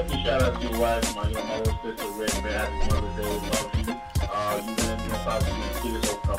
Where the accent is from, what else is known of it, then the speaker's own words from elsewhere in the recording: New York, United States; when I grew up in New York